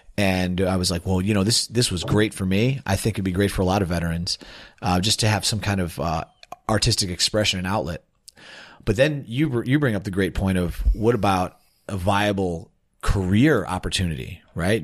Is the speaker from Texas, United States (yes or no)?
no; Warrenville, Illinois, United States; moved away as an adult; also born or lived in Chicago; now in Chiang Mai, Thailand; I'm from Chicago, uh, born and raised in Warrenville, Illinois, which is a suburb